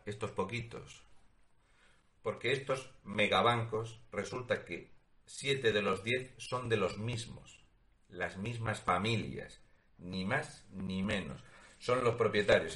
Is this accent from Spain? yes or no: yes; Spain; Porque somos españoles